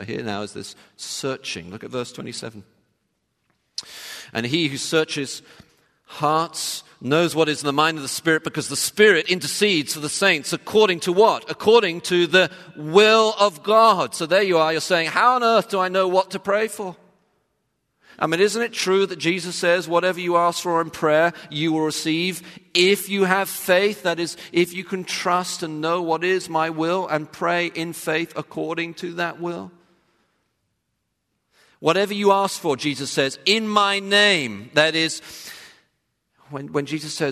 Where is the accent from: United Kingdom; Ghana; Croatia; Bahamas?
United Kingdom; England; when I was growing up in England